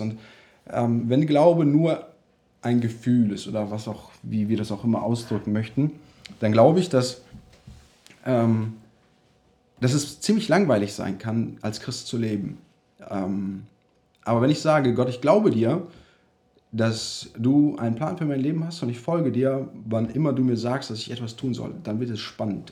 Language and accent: German; Germany; moved away; also born or lived in United States; dass wir zurück nach Deutschland kommen